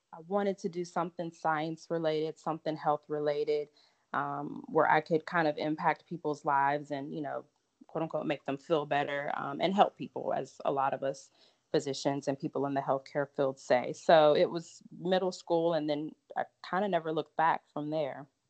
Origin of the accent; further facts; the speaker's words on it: Lake Charles, Louisiana, United States; moved away as an adult; also born or lived in Galveston, Texas / Memphis, Tennessee; now in Dallas, United States; I'm from Lake Charles, and Lake Charles, for anybody that's kind of familiar with Louisiana, is literally like 30 minutes from the border of Texas